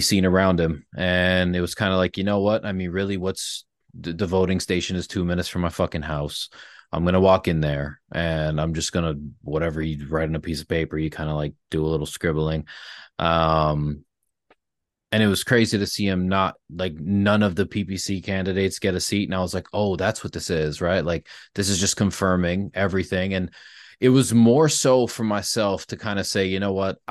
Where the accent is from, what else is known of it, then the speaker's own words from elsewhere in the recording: Brantford, Ontario, Canada; became somebody in my hometown that people could, like, rely on